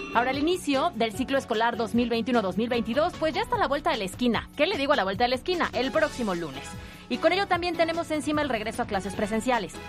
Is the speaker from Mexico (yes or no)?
yes; Puebla, Mexico; Nosotros, como poblanos